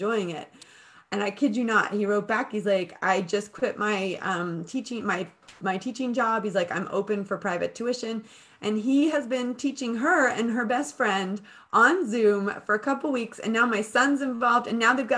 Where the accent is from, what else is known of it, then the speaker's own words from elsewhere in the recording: United States; now in United Kingdom; I'm American and I own a business in the UK